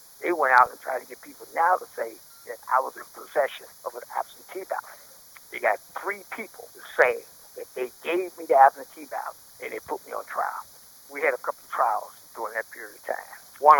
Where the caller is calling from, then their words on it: Muskegon, Michigan, United States; I'm calling from Brooks Prison in Muskegon, Michigan.